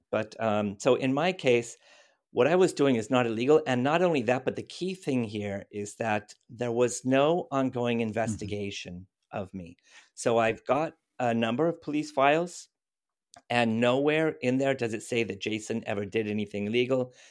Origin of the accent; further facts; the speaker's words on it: United States; moved away as an adult; also born or lived in Northern Ireland; now in Berlin, Germany; I'm I'm an American basically. I was born in the states. I grew up there.